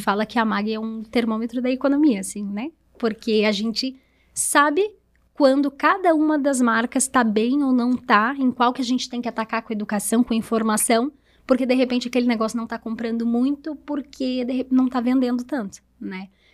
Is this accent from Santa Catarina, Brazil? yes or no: yes; Presidente Nereu, Santa Catarina, Brazil; moved away as an adult; now in Rio do Sul, Brazil; sou de Presidente Nereu, né? Então, eu vim para Rio do Sul foi em 2013 para fazer faculdade também